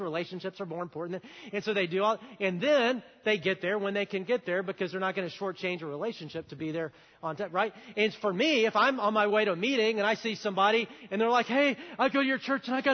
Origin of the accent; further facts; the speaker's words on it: the South, United States; I grew up in the South where you're taught to look people in the eye and say hi and smile